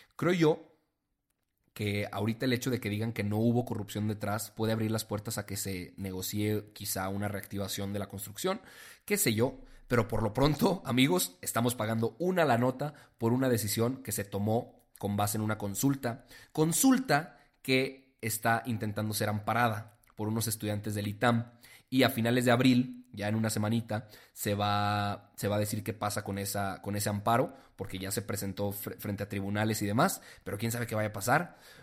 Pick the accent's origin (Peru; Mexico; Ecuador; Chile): Mexico; nosotros como mexicanos